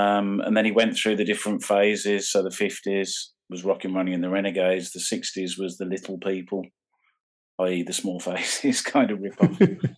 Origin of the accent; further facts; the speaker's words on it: Birmingham, West Midlands, United Kingdom; I grew up in a place called Warstock, which is it's like a suburb of Birmingham.